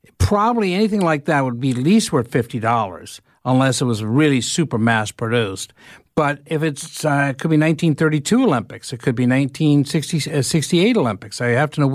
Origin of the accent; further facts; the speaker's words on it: Toronto, Ontario, Canada; my hometown of Etobicoke